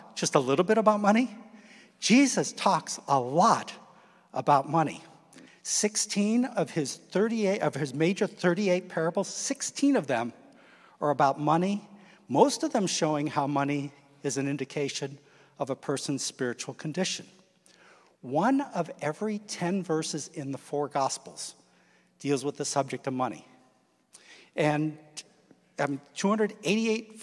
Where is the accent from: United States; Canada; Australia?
United States; Midwest; moved away; I grew up in the Midwest